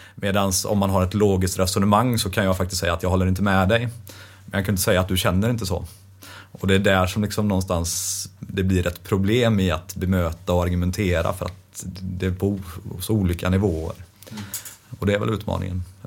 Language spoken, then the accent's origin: Swedish; Västergötland, Västra Götaland, Sweden; accent: västgöte; Det hörs ju att jag är västgöte